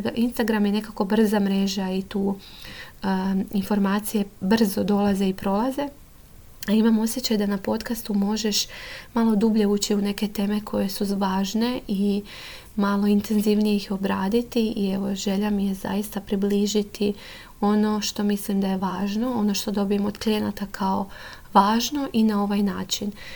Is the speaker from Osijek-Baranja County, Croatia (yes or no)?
no; Mali Lošinj, Primorje-Gorski Kotar County, Croatia; moved away as an adult; now in Zagreb, Croatia; Inače dolazim iz Lošinja i tamo sam završila srednju školu i onda sam se preselila u Zagreb